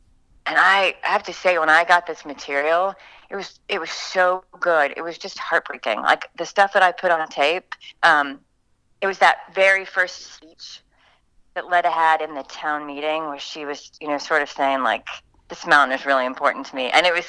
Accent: Fayetteville, Arkansas, United States; also born or lived in Kentucky; I'm from Fayetteville, Arkansas.

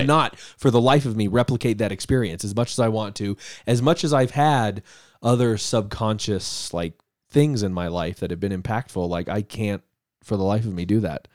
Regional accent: Denver, Colorado, United States; also born or lived in Littleton, Colorado / Castle Pines, Colorado; I grew up in Denver, um, in the suburb of Littleton up north

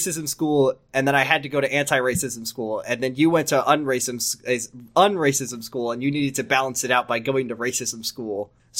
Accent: United States; As an American

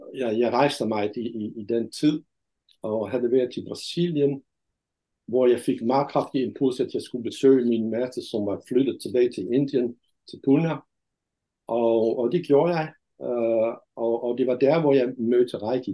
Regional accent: Netherlands; Danish is a second language; moved away as an adult; also born or lived in India / Denmark; now in Brædstrup, Denmark; jeg er fra Holland

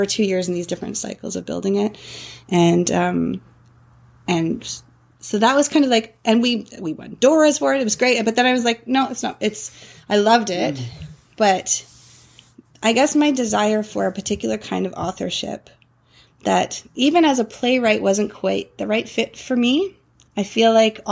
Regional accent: Toronto, Ontario, Canada; moved away as an adult; also born or lived in British Columbia; I grew up in Toronto

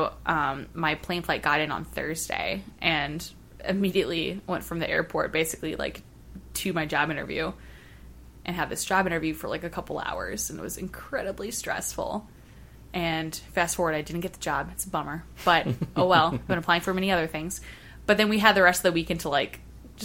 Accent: St. Louis, Missouri, United States; I've been born and raised in St. Louis, mm-hmm. like, have never lived anywhere else

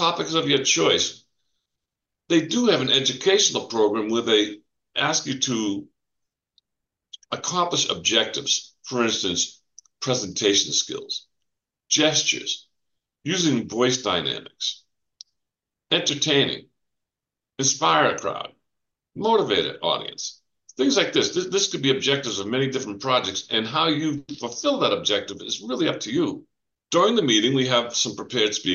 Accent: New England, Massachusetts, United States; moved away as an adult; also born or lived in west coast of Florida; now in Florida, United States; I grew up in New England, Massachusetts. If you couldn't tell by my accent

